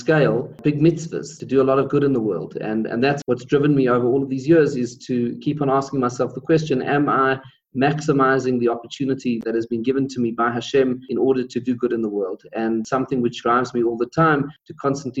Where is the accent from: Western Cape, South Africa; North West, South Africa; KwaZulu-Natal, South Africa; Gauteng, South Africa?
Gauteng, South Africa; Pretoria; I was born in Pretoria, which is the capital city, and grew up and went to school there